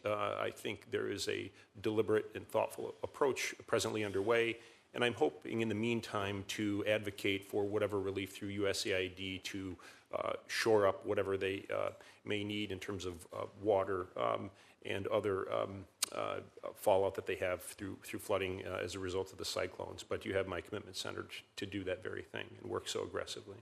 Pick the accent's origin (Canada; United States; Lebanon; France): United States; Michigan; I'm from Michigan